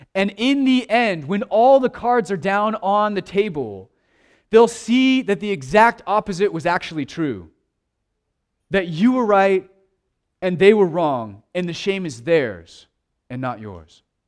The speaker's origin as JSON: {"language": "English", "country": "United States"}